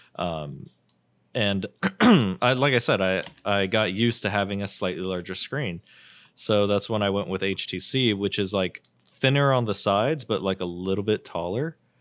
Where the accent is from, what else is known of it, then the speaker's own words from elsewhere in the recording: United States; I'm American